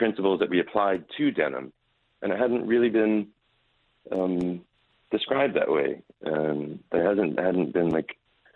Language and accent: English; Raleigh, North Carolina, United States; I grew up here in Raleigh, North Carolina